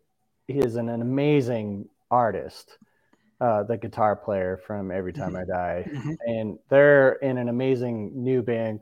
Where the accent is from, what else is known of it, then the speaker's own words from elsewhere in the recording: Orange County, California, United States; I'm from Orange County, and I did get into hockey because I was from Orange County, and that's not a bad thing.